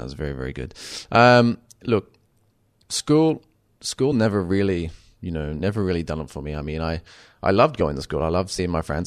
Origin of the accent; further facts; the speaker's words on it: Bundaberg, Queensland, Australia; moved away; After I started my apprenticeship, uh, in, in, in Bundaberg